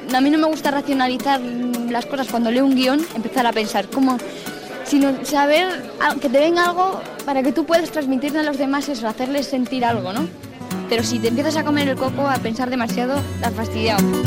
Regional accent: Madrid, Community of Madrid, Spain; soy madrileña

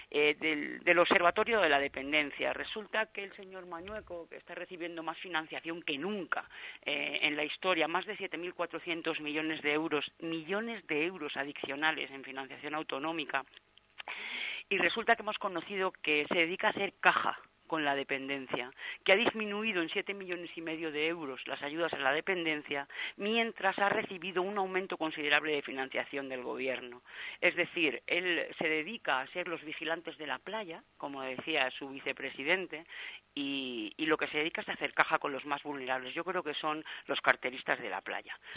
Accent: Zamora, Castile and León, Spain; yo soy zamorana.

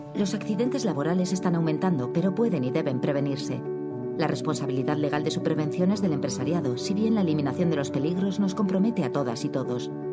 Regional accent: Navarre, Spain; mi casa, en mi tierra

